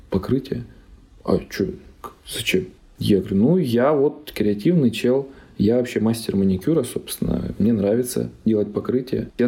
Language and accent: Russian; Omsk, Omsk Oblast, Russia; Я сам же из Сибири, из Омска, мне нравится.